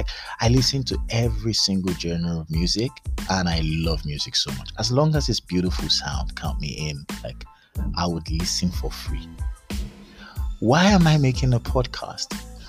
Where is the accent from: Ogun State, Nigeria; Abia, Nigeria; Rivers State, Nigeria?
Ogun State, Nigeria; Abeokuta; also born or lived in Lagos / Ibadan / Kano / London; I'm Nigerian. I'm from Ogun State, Abeokuta. I grew up in Lagos. I grew up in Ibadan. I grew up in Kano. I grew up in London. I stayed in Port Harcourt.